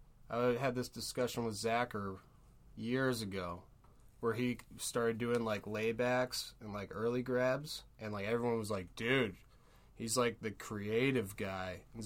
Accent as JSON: {"language": "English", "town": "Norfolk", "region": "Massachusetts", "country": "United States", "tie": "born or raised there", "said": "I grew up, like I mentioned before, Norfolk, Massachusetts"}